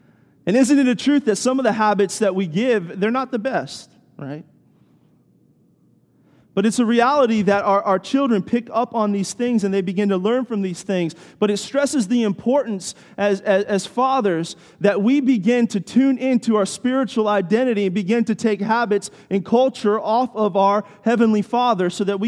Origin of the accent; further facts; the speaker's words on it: Washington, D.C., United States; I grew up near Washington, D.C., right outside of Washington, D.C.